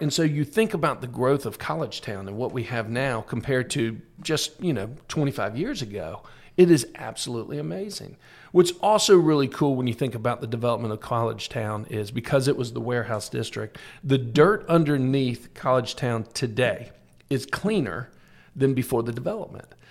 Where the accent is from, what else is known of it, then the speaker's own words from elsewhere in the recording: Tallahassee, Florida, United States; also born or lived in Miami; I'm from Tallahassee. I was raised in Tallahassee, but I'm actually born in Miami